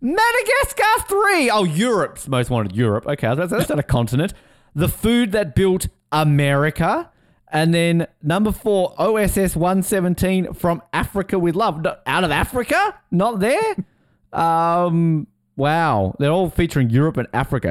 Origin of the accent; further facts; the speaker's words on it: Tasmania, Australia; accent: Australian; set in my home state